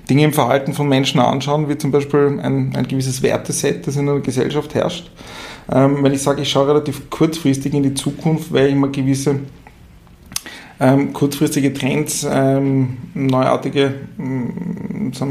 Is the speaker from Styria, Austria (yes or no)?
no; Tyrol, Austria; accent: Tyrolean; ich komme ursprünglich, wie man vielleicht an meinem Dialekt hört, äh, aus Tirol.